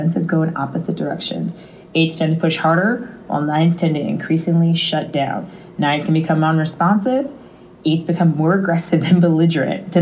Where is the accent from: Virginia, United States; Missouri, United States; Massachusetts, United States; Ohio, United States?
Missouri, United States; St. Louis; We're both from St. Louis